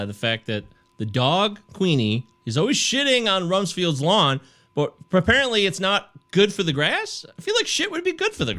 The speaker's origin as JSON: {"language": "English", "town": "Livonia", "region": "Michigan", "country": "United States", "tie": "born or raised there", "said": "I remember when I was a kid growing up in Livonia"}